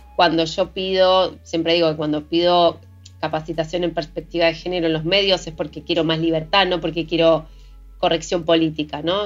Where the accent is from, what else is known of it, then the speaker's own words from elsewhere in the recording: Patagonia, Argentina; mujer latinoamericana, patagónica, pueblerina